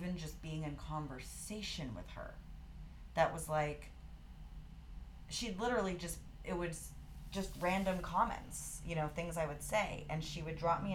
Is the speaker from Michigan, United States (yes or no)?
no; Santa Fe, New Mexico, United States; also born or lived in Gloucester, Massachusetts; now in Colorado, United States; So I'm originally from Gloucester, Massachusetts, which is a little fishing town. The only thing I can reference for that is the perfect storm, but moved across the country when I was 6 years old to Santa Fe, New Mexico.